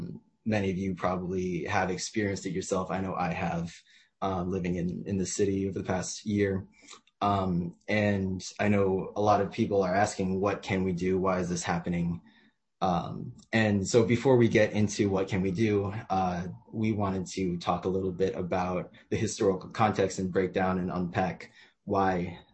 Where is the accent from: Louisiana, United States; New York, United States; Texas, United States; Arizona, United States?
New York, United States; also born or lived in California; my answer is New York. And then when people press harder on that, my real answer is like, oh, you got me. I was born in California.